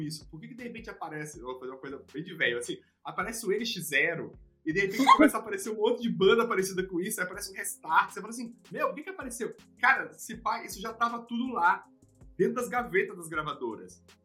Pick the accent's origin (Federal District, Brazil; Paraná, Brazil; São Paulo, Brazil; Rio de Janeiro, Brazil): Federal District, Brazil; Brasília; eu sou de Brasília, a gente não tinha acesso a palestra, ninguém ia lá palestrar em Brasília